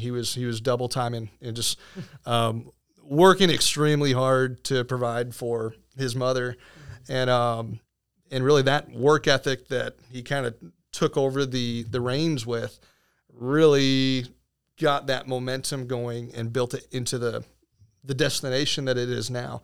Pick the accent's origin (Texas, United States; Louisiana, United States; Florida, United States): Florida, United States; Venice; now in Winter Haven, United States; I actually came home, uh, to Venice on a summer break between my junior and senior year